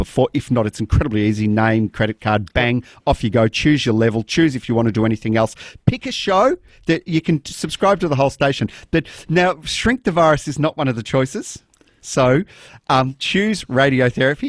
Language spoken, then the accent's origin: English; Melbourne, Victoria, Australia; I grew up in La Mama